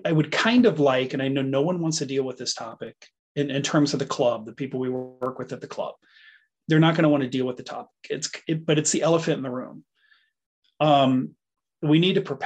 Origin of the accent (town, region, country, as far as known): United States